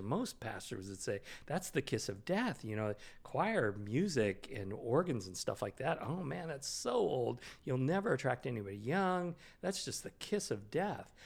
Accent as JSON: {"language": "English", "town": "Sacramento", "region": "California", "country": "United States", "tie": "born or raised there", "also_born_or_lived": "Bay Area, California / New Jersey / Kingsburg, California", "said": "I grew up in Sacramento, and then I went to college and worked in the Bay Area"}